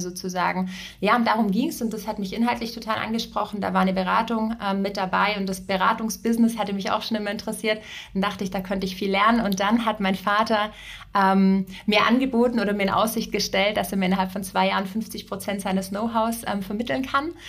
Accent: Ravensburg, Baden-Württemberg, Germany; moved away as an adult; also born or lived in Berlin; Ich komme aus Süddeutschland, äh, bin in ein Familienunternehmen hineingeboren worden. Wir haben äh, Mode- und Sporthäuser in Ravensburg

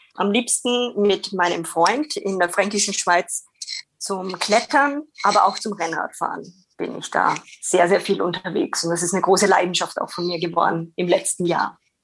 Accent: Austria; accent: Austrian; moved away as an adult; also born or lived in Bremen, Germany; now in Nuremberg, Germany; wie man es vielleicht von meinem Dialekt noch hören kann, ich bin keine gebürtige Deutsche, sondern komme aus Österreich, aber lebe mittlerweile neun Jahre in Deutschland

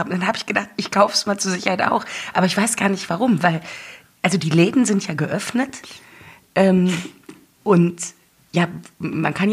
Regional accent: North Rhine-Westphalia, Germany; Ich komme nämlich ursprünglich aus dem Ruhrgebiet.

